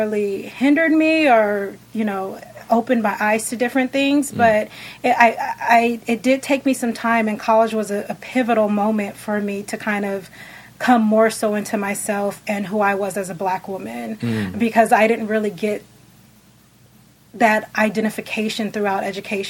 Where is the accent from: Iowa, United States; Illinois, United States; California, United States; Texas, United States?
California, United States; San Diego; also born or lived in Riverside, California; I grew up in San Diego. I did the first part of my life there